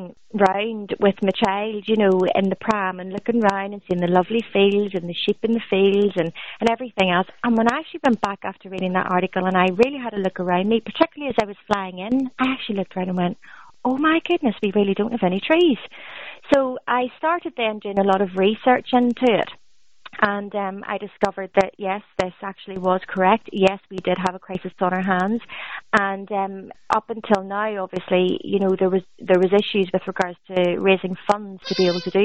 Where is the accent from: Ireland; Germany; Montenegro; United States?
Ireland; moved away as an adult; I'm an Irish diaspora. I left my homeland about 13 years ago, but obviously that's where my entire family still is